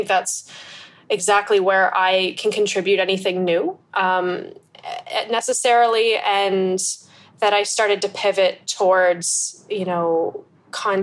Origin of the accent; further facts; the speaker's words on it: United States; moved away as an adult; also born or lived in Pennsylvania, United States / Egypt; now in Bangkok, Thailand; I'm an American photographer that's currently based in Bangkok